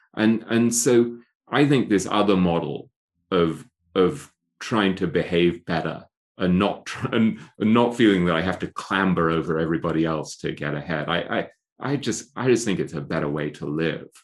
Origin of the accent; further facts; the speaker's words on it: England, United Kingdom; accent: English; moved away; I grew up in England, right, where, and I went to Eton